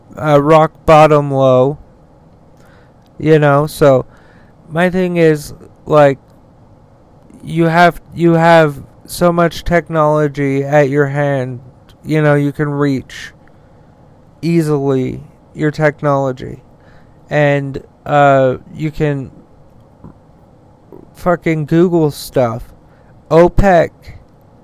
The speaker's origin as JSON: {"language": "English", "region": "Utah", "country": "United States", "said": "my home state of Utah"}